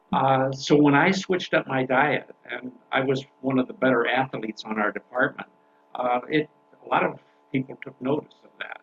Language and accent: English; Canada; now in United States; as a Canadian citizen, I, I've been here in the United States